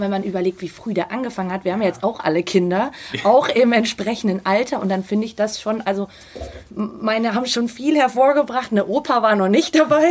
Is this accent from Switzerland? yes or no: no; Salzburg, Austria; moved away; Ich bin ja gebürtige Salzburgerin